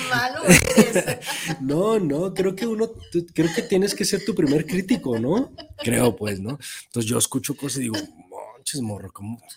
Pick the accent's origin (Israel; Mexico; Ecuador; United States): Mexico